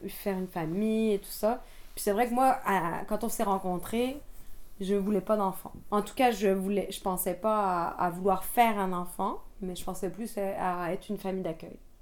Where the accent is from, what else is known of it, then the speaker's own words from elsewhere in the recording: France; moved away as an adult; also born or lived in Quebec; now in Montreal, Canada; je suis française d'origine et je suis arrivée au Québec il y a 13 ans